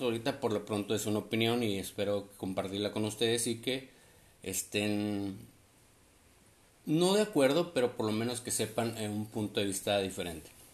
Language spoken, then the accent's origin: Spanish; Sonora, Mexico; now in Tecate, Mexico; soy nacido allá en Sonora, pero radicó en Tecate, California